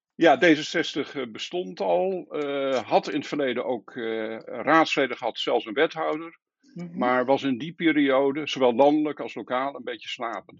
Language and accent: Dutch; Bennekom, Gelderland, Netherlands; also born or lived in Lunteren; Geboren in Bennekom en, eh, later verhuisd naar, eh, naar Lunteren, waar mijn vader zijn eigen bedrijf is gestart